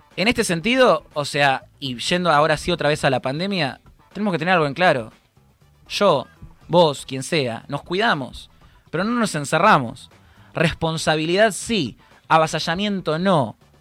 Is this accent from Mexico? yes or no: no; Argentina; Como argentinos